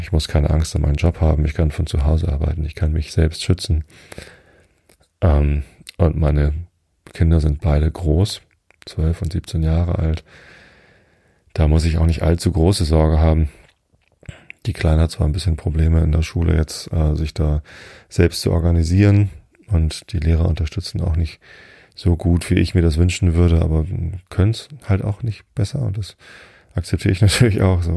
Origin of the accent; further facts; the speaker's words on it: Germany; also born or lived in Hamburg; Aufgewachsen bin ich in Vistit. Das ist nur zwei Dörfer weiter.